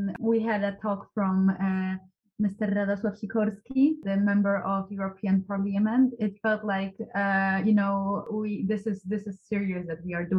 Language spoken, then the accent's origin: English; Poznań, Greater Poland, Poland; I'm 18 and I'm from Poznan.